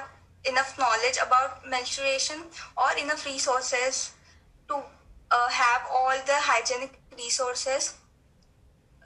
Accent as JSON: {"language": "English", "country": "India", "said": "I'm from India"}